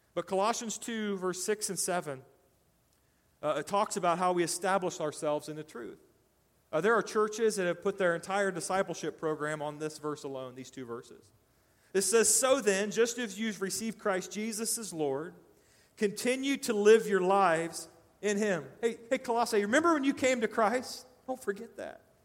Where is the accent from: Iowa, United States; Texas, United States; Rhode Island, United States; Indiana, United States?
Indiana, United States; Decatur; moved away; I lived in uh, Decatur, Indiana, my hometown